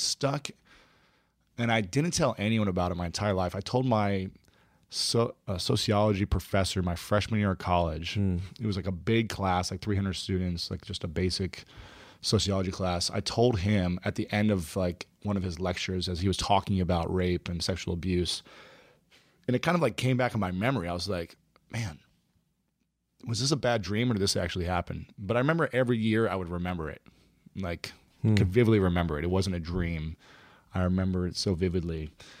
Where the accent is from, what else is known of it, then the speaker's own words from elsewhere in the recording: Ohio, United States; Yeah. Ohio.